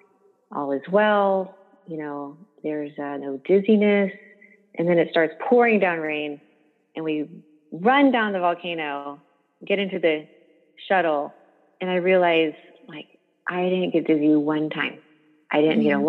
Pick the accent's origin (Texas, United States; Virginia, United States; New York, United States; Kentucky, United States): Texas, United States; Dallas; I got back to my hometown of Dallas